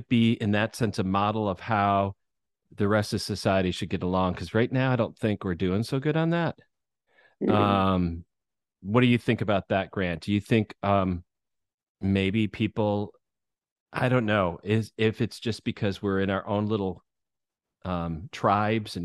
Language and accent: English; Michigan, United States; moved away; where I grew up in Michigan was a small town